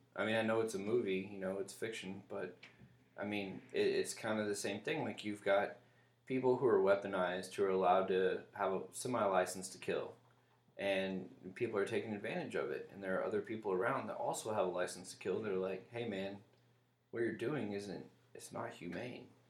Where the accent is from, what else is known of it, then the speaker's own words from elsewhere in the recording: Little Rock, Arkansas, United States; now in Seattle, United States; I'm from Little Rock